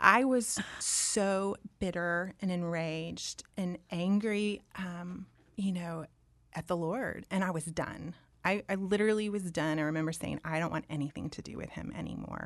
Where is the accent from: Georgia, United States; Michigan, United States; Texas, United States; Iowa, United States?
Texas, United States; Dallas; also born or lived in Auburn; I was born and raised in Dallas